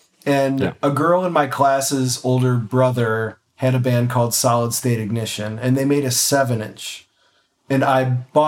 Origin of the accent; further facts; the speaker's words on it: Cleveland, Ohio, United States; also born or lived in New Mexico; I'm born and raised in Cleveland, Ohio. Grew up in a suburb a little bit west of Cleveland